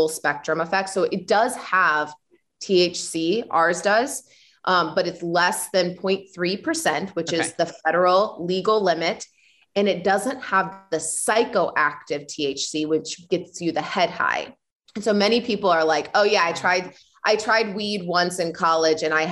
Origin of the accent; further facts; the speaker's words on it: Illinois, United States; moved away; I'm Illinois